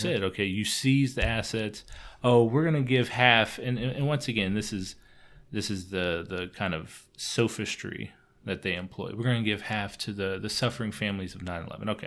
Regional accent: United States; Speaking as an American

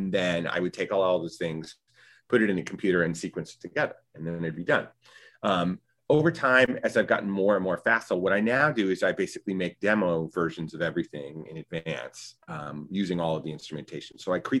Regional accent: Winston-Salem, North Carolina, United States; also born or lived in Chicago; I worked at local community theaters where I grew up in Winston-Salem, North Carolina.

